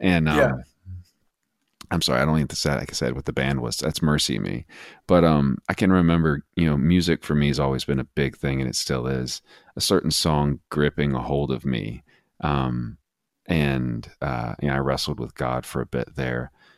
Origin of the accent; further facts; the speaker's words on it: Texas, United States; I grew up in West Texas, spent the bulk of my adult or young adult or adolescent life there.